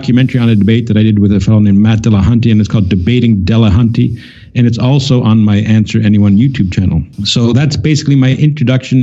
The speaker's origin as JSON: {"language": "English", "country": "Canada", "said": "I'm from Canada"}